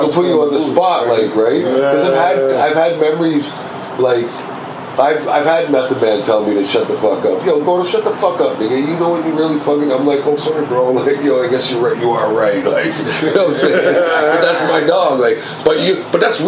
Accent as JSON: {"language": "English", "town": "Toronto", "region": "Ontario", "country": "Canada", "also_born_or_lived": "Atlanta", "said": "I'm from Scarborough"}